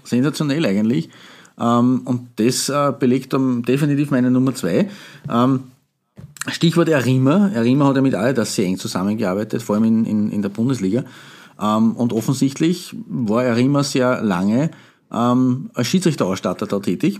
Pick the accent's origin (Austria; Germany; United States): Austria; hier bei uns in Österreich